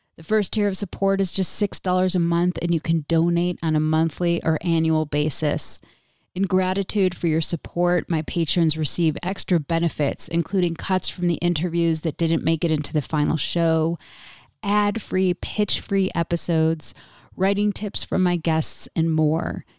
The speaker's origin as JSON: {"language": "English", "town": "Rochester", "region": "New York", "country": "United States", "tie": "born or raised there", "said": "my hometown of Rochester, New York"}